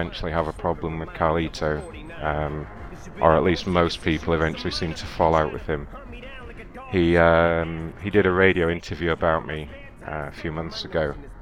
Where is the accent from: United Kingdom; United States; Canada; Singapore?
United Kingdom; England; accent: English; my English accent